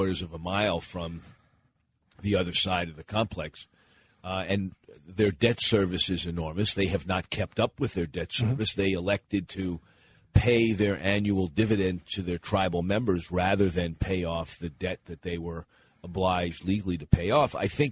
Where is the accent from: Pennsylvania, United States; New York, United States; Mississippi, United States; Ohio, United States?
Pennsylvania, United States; moved away; I was born in Pennsylvania and then returned there after I started my career as a community organizer, lived there when I first got married between 1983 and 1988.